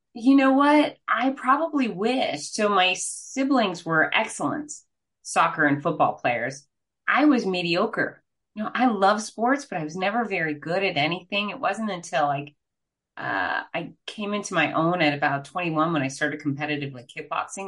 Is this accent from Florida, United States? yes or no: yes; Fort Lauderdale, Florida, United States; I'm from Fort Lauderdale, Florida